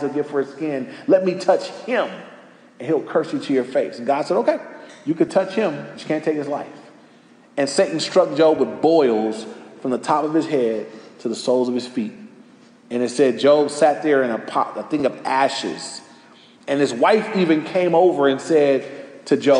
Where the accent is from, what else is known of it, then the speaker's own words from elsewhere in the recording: Los Angeles, California, United States; I grew up right near Crenshaw. I was on Crenshaw on 116th Street